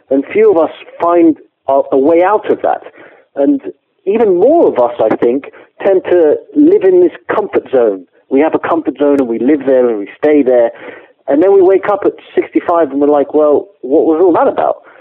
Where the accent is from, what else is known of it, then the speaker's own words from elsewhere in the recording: England, United Kingdom; accent: English; I'm English, as you can tell from my very English accent.